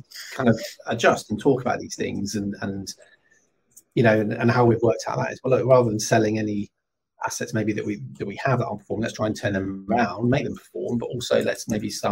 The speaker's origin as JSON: {"language": "English", "region": "London", "country": "United Kingdom", "moved": "as an adult", "lives_now": "Edinburgh, United Kingdom", "said": "I'm from London"}